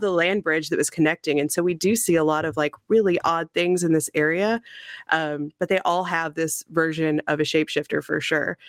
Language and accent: English; Missouri, United States; moved away as an adult; now in Corpus Christi, United States; so I grew up in the Midwest. I'm from Missouri originally.